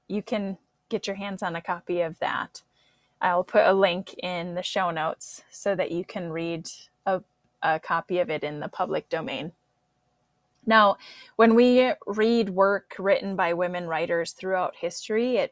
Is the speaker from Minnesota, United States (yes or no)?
yes; Twin Cities area, Minnesota, United States; moved away; I'm from the Twin Cities area in Minnesota originally